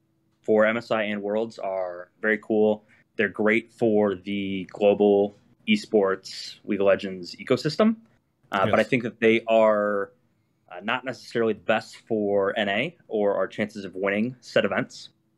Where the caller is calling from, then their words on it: Dayton, Ohio, United States; I'm calling from Dayton, Ohio.